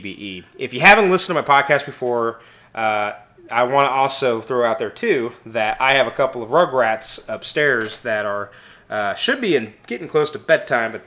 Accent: Kansas City, Missouri, United States; I am from Kansas City, Missouri, not Kansas, Missouri, the superior Kansas City

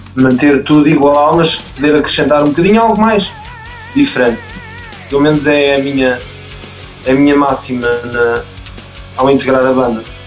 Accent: Malveira, Lisbon, Portugal; eu sou daqui da, da zona de Mafra, sou da Malveira

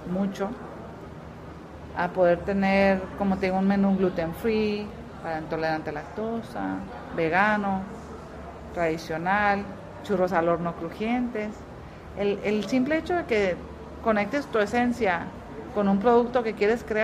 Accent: Tijuana, Baja California, Mexico; moved away as an adult; also born or lived in Zacatecas; now in Puerto Rico; Yo quiero traer mi esencia, donde yo nací. Transportarte a mi parte de México, no, inventar con otra parte. del, norte. ¿De dónde eres? De Tijuana.

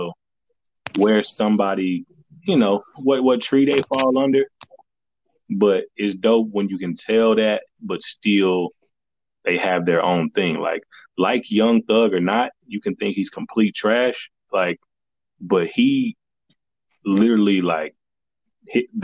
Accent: the South, United States; I'm from the South

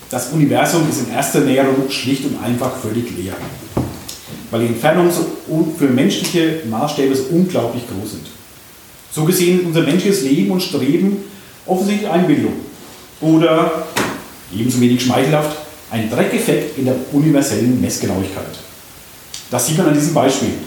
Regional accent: Würzburg, Bavaria, Germany; In einem meiner anderen Blogs habe ich über den Planetenweg in meiner Heimatstadt Würzburg geschrieben.

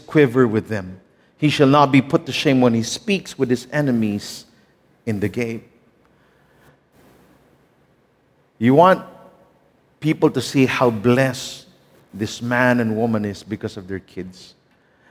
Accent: Manila, Metro Manila, Philippines; I grew up in Divisoria.

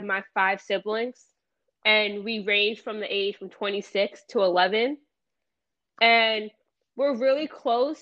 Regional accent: Lakewood, New Jersey, United States; I was born in Kimball, New Jersey

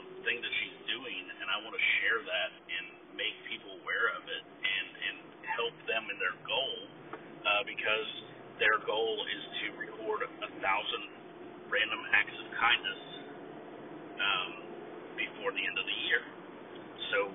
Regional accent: United States; accent: American; I'm in the United States, obviously from my accent

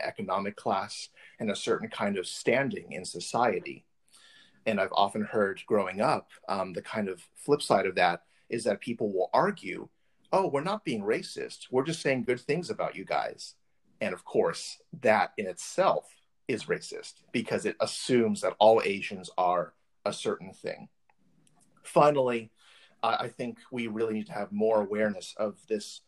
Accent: California, United States; I'm from California.

